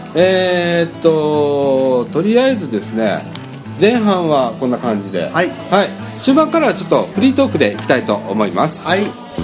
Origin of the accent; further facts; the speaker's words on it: Ibaraki, Osaka, Japan; 僕ら茨城市民